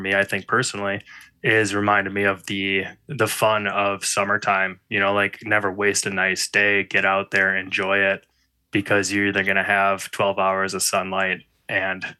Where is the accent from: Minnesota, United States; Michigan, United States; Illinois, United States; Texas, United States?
Minnesota, United States; Minneapolis; I grew up in Minneapolis, Minnesota, still living in the Twin Cities